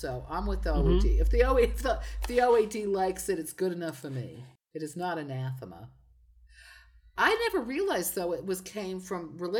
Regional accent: New Jersey, United States; now in Granada, Spain; Hello, I'm originally from New Jersey

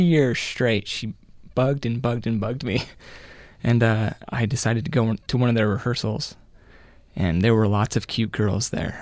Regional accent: Murray, Utah, United States; I grew up in Murray, Utah

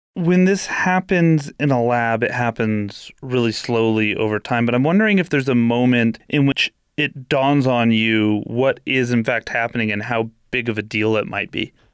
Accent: California, United States; I grew up in California

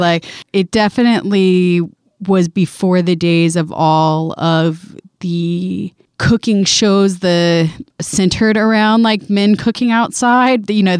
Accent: the South, United States; We were a big grits family. I don't know. We're from the South, obviously. We ate a lot of grits.

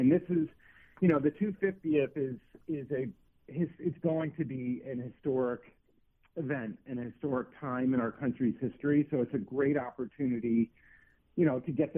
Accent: East Coast, United States; moved away as an adult; also born or lived in Missouri / Colorado; I grew up on the East Coast. I went to college in Missouri. I spent a long time in Colorado

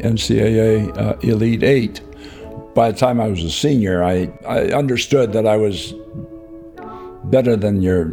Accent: San Francisco, California, United States; also born or lived in Harbin, Manchuria, China; I'm a San Francisco guy, but I wasn't born there. I was born in Harbin, Manchuria, 1938, and I arrived here after the Second World War

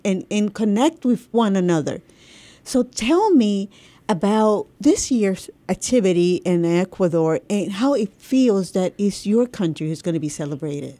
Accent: Puerto Rico; I'm from Puerto Rico

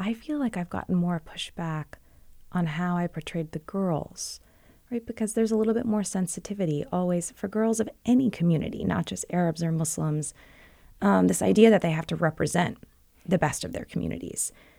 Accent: Virginia, United States; I'm actually not from Brooklyn. I'm not even from New York. So I can't have all these New Yorkers mad at me for claiming that. I grew up in Northern Virginia.

